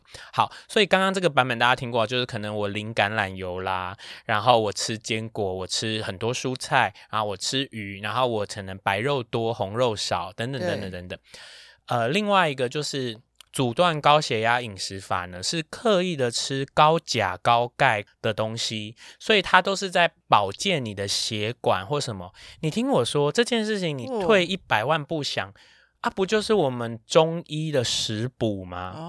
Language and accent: Chinese; Taiwan; 毕竟我就是台湾人。